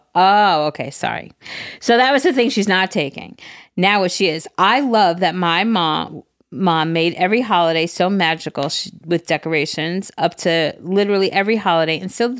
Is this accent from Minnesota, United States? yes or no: yes; Minnesota, United States; Hey, listen, Jerry. I'm from Minnesota.